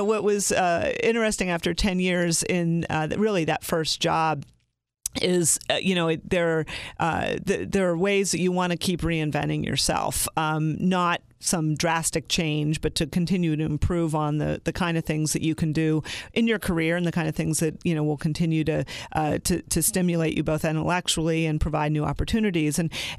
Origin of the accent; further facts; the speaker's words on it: Pennsylvania, United States; But yeah, I grew up in Western Pennsylvania in Beaver County, and from two families that both came from the steel industry.